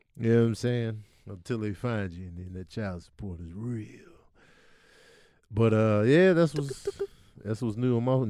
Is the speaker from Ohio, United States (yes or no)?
no; Chicago, Illinois, United States; growing up in Chicago, Jordan era